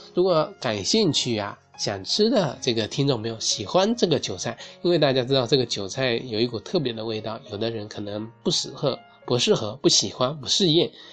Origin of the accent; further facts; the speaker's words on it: southern China, China; 我作为一个南方人